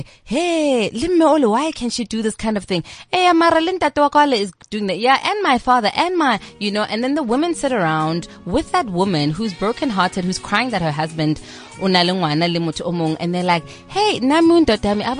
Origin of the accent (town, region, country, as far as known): South Africa